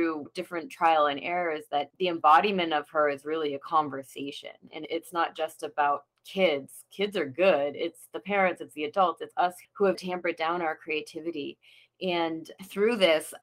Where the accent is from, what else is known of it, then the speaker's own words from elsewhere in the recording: Vermont, United States; moved away as an adult; also born or lived in New York / California; I grew up in Vermont, small town girl, but always wanted to go to the big city